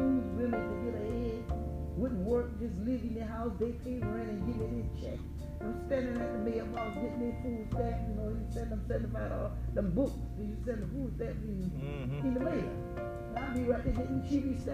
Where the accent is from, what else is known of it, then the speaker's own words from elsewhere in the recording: Jersey City, New Jersey, United States; moved away; growing up in Jersey City